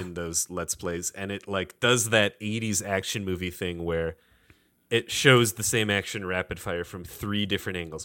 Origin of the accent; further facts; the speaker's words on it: Detroit, Michigan, United States; Being from Detroit